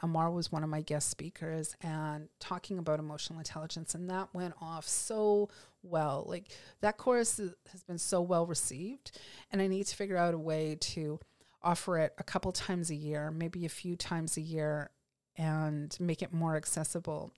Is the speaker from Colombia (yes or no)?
no; Canada; here as Canadian lawyers